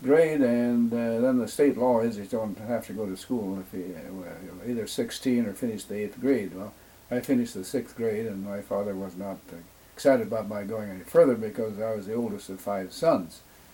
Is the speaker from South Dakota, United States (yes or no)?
yes; Parmelee, South Dakota, United States; I was born on the Rosebud Indian Reservation near what is now Parmalee on a piece of land that was allotted to my mother.